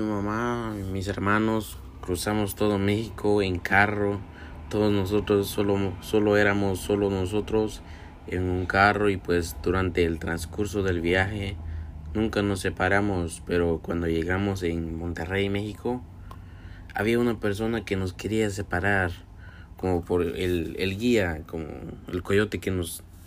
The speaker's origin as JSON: {"language": "Spanish", "country": "Guatemala", "moved": "yes", "lives_now": "Brooklyn, United States", "said": "a lo que vivía antes yo en mi país, en Guatemala"}